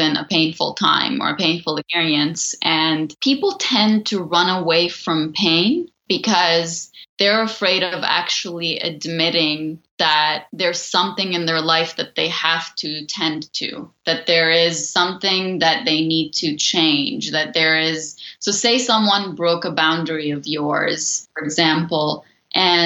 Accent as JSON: {"language": "English", "country": "Lebanon", "tie": "born or raised there", "moved": "yes", "said": "I grew up in Lebanon"}